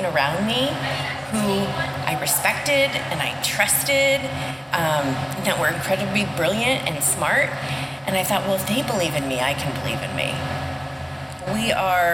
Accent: Orange County, Southern California, United States; moved away as an adult; now in St. Louis, United States; I was from Southern California. I lived on the beach. Like, I was an Orange County girl through and through

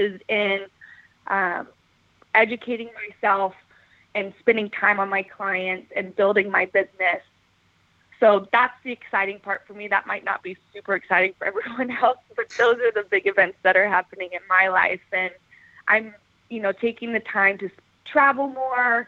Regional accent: Dallas, Texas, United States; also born or lived in Seattle; I'm from Dallas

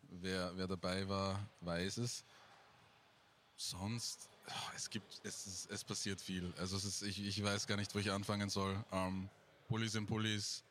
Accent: Salzburg, Austria

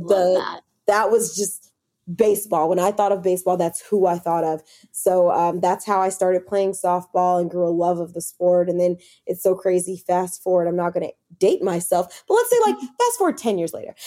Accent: Los Angeles, California, United States; moved away as an adult; also born or lived in San Diego / Bay Area / Kansas City; now in New York, United States; I'm a West Coast girl. I'm from Los Angeles.

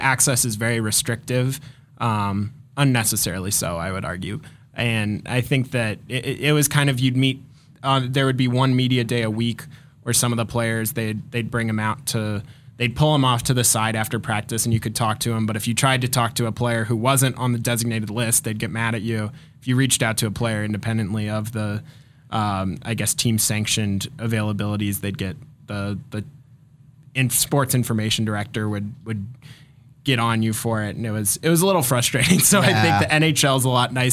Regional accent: St. Louis, Missouri, United States; moved away as an adult; also born or lived in Columbia, Missouri; now in Denver, United States; I was born in St. Louis, Missouri. And I grew up there, went to high school there

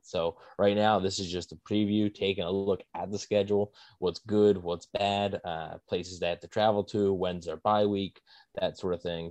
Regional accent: Philadelphia, Pennsylvania, United States; I'm obviously the Philly Bucks fan, so I'm from Philly

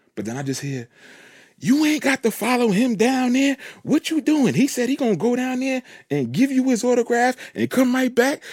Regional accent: New York, United States; I'm from New York

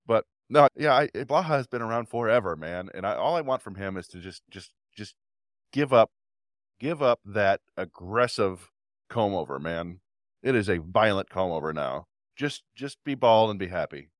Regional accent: Ypsilanti, Michigan, United States; also born or lived in Brighton, Michigan; When we first moved from where I grew up in Ypsilanti to Brighton

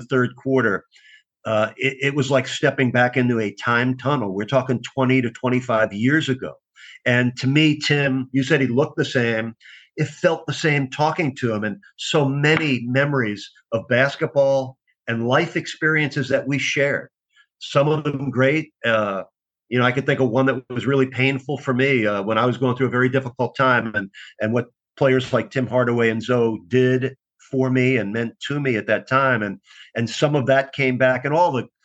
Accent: New York, United States; moved away; I grew up in New York.

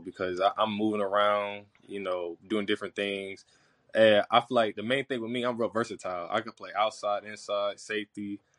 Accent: Florida, United States; moved away as an adult; now in Jackson, United States; I'm from Florida

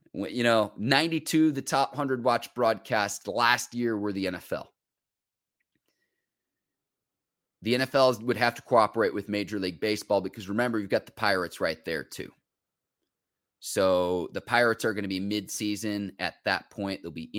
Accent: Illinois, United States; I grew up in the Chicago suburbs, but to see all these other great cities get their due

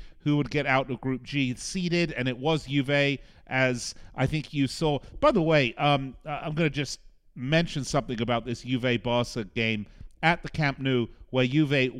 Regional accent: Las Vegas, Nevada, United States; here in my hometown of Las Vegas.

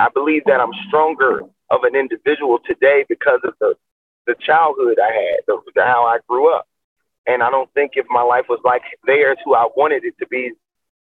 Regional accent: Chicago, Illinois, United States; growing up in Chicago

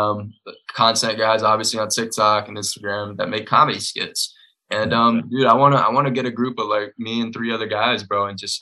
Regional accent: Greenville, South Carolina, United States; my hometown, Greenville, South Carolina

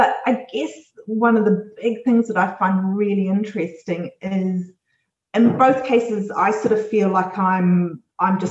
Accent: New Zealand; also born or lived in Australia; as a New Zealander

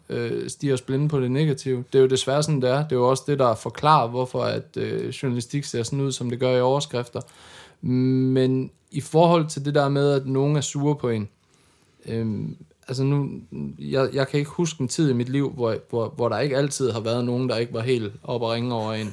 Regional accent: Denmark; jeg er fra Jylland

